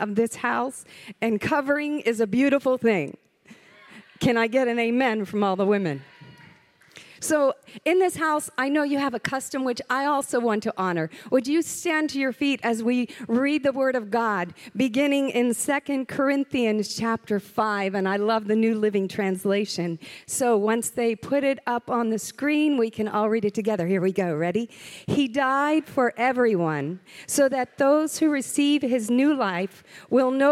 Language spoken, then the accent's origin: English; the South, United States; I'm from the South